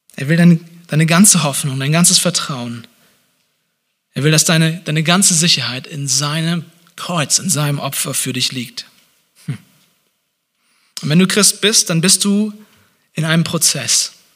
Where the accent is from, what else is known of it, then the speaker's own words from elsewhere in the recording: Hamburg, Germany; now in Leipzig, Germany; in Hamburg, wo ich herkomme